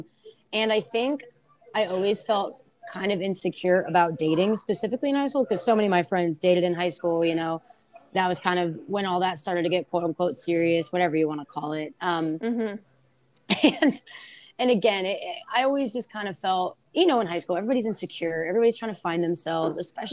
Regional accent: Bay Area, Northern California, United States; moved away as an adult; also born or lived in San Luis Obispo, California / Washington, District of Columbia, United States; now in San Diego, United States; I am from Northern California, kind of around the Bay Area

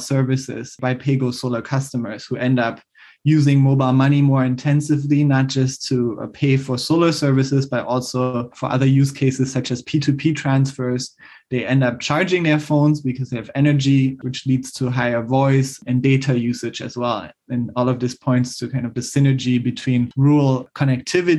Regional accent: DR Congo; in my home country, the Democratic Republic of Congo

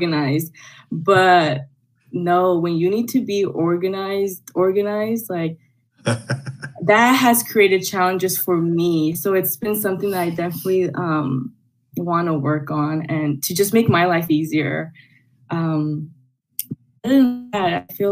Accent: Los Angeles, California, United States; I was born and raised in El Sereno

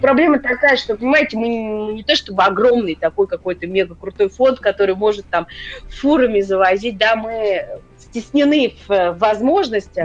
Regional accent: Moscow, Russia; я москвичка была

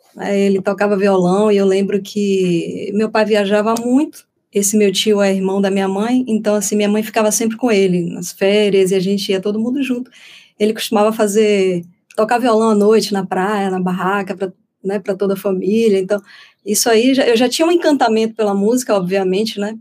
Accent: Feira de Santana, Bahia, Brazil; lá em Feira de Santana, que, que é a terra onde eu nasci

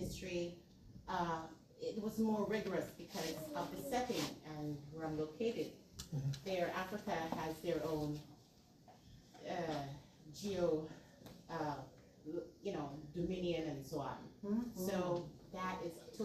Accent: Guyana; now in United States; I'm from Guyana

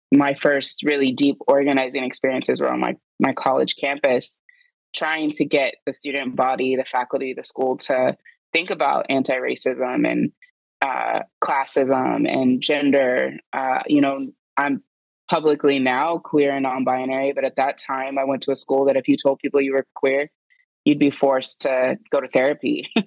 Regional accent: Indianapolis, Indiana, United States; moved away as an adult; now in Seattle, United States; I was born and raised in Indianapolis, Indiana

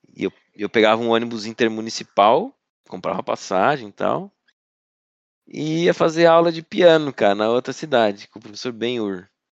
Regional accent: Alfredo Wagner, Santa Catarina, Brazil; also born or lived in Florianópolis; Eu me considero de, de Alfredo Wagner, que fica a 100, 100 quilômetros de Florianópolis

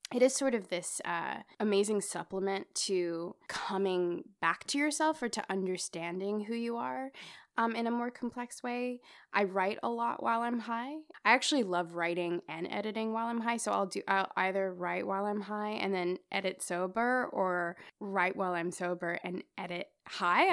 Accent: Australia; I grew up in Australia. I grew up around mainly white people

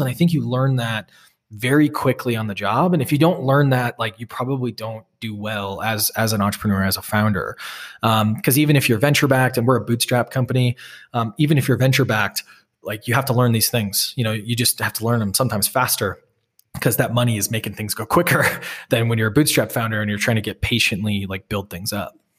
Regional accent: Wisconsin, United States; also born or lived in Boston; now in Salt Lake City, United States; I grew up in Wisconsin and, you know, a town with more cows than people

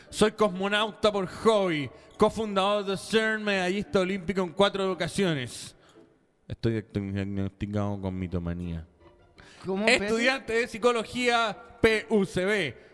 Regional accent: Viña del Mar, Valparaíso, Chile; now in Sweden; Nací y crecí en Viña. Me ahueoné, me vine a Suecia.

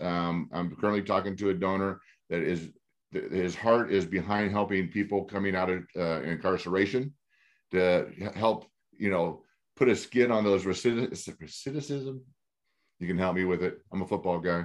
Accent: Glendora, California, United States; I grew up in Glendora.

